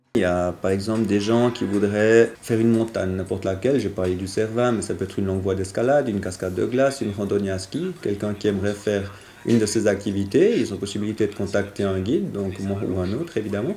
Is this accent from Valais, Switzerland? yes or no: no; Château-d'Oex, Vaud, Switzerland; je suis né à Châteaudet et on a fait beaucoup de ski avec euh, mon père et ma mère qui est prof de ski